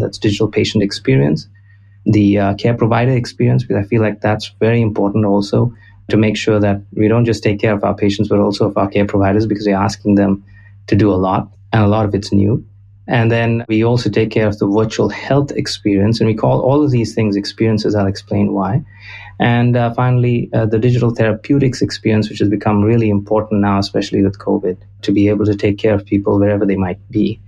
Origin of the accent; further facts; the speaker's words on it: Goa, India; moved away as an adult; now in United States; I'm originally from Goa in India